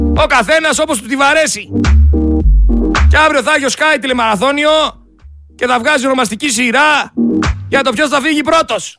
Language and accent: Greek; Greece; σαν Έλληνες πολίτες